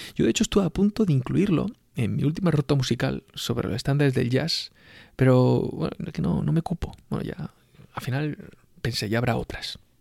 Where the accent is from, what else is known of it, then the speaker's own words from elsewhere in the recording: Spain; los españoles nos sentimos